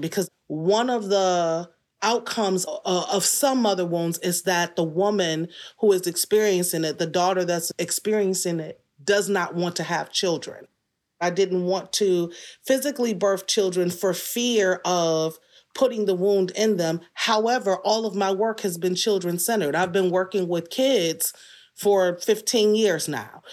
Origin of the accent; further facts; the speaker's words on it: Detroit, Michigan, United States; I was born in Detroit. So, aside from a couple of stints away at college and moving away, couple of short tours, forty-five years I've been here.